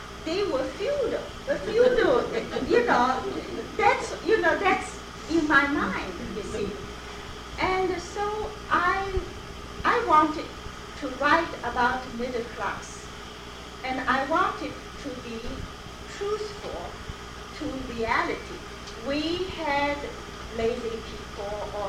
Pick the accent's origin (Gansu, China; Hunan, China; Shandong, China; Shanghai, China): Shanghai, China; English is a second language; moved away as an adult; also born or lived in Beijing; now in United States; I came from Shanghai, and Shanghai a very westernized and modern community